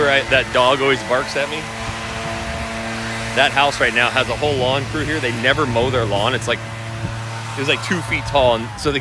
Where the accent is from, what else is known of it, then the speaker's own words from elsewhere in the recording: Hayden, Idaho, United States; moved away; my hometown in North Idaho in Coeur d'Alene, and I was vlogging Hayden, where I'm from